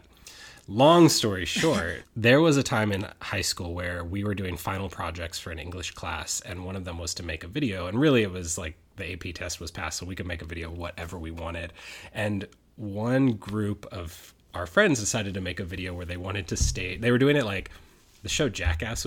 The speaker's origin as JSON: {"language": "English", "town": "Sacramento", "region": "California", "country": "United States", "tie": "born or raised there", "also_born_or_lived": "San Diego, California", "said": "I'm originally from Sacramento, California. Grew up there, lived there"}